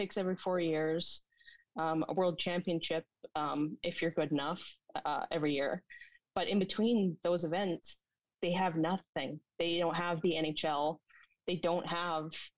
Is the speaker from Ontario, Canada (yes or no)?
no; Vancouver Island, British Columbia, Canada; growing up on the island